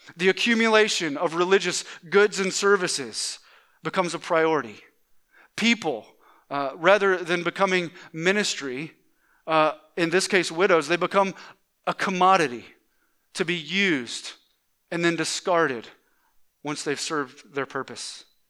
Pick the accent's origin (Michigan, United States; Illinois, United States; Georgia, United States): Georgia, United States; Atlanta; moved away; i grew up in the Atlanta area uh, in, in Georgia